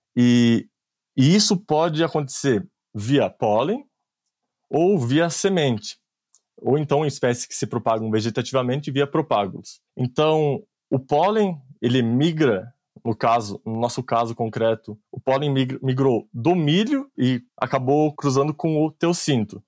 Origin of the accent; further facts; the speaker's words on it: Anta Gorda, Rio Grande do Sul, Brazil; moved away as an adult; also born or lived in Colorado, United States; eu sou natural de Antagorda, no Rio Grande do Sul